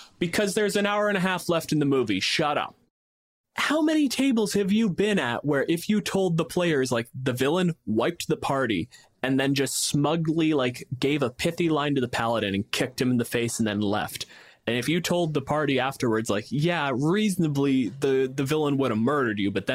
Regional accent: Canada; I'm a physicist from Canada

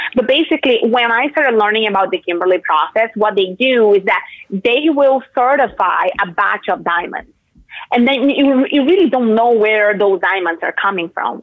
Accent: Brazil; moved away; I'm from Brazil

